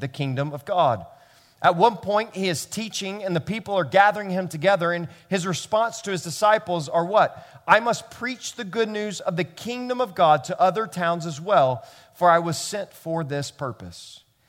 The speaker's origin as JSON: {"language": "English", "town": "Memphis", "region": "Tennessee", "country": "United States", "tie": "born or raised there", "moved": "yes", "lives_now": "New York City, United States", "said": "I grew up in Memphis, Tennessee"}